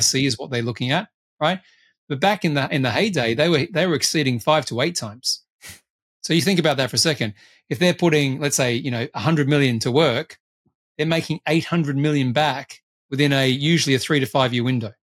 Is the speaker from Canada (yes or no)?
no; Australia; as I tend to be as an Australian